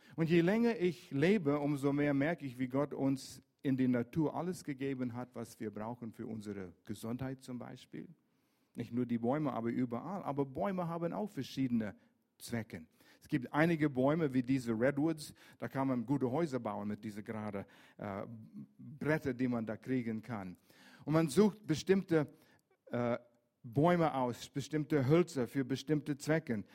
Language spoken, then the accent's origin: German; Vancouver, British Columbia, Canada; German is a second language; moved away; also born or lived in Lörrach area; Ich bin in Vancouver groß geworden, an der Westküste